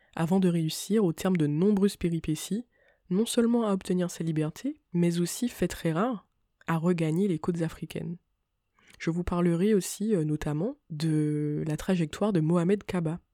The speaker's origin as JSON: {"language": "French", "country": "Martinique", "said": "je suis une Martiniquaise"}